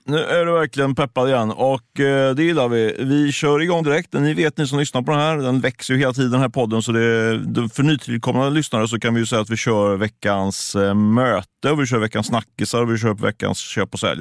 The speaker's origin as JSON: {"language": "Swedish", "town": "Ljungskile", "region": "Västra Götaland", "country": "Sweden", "said": "Jag är ju från Ljungskile, så det är inte långt ifrån"}